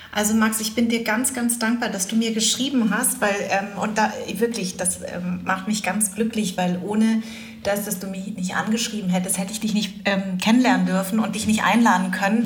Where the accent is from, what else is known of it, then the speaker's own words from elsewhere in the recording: Germany; als ich klein war, habe ich gesagt, ich bin Deutsch. Dann habe ich irgendwann gesagt, ich bin Vietnamesin. Dann habe ich irgendwann gesagt, ich bin Deutsch-Vietnamesin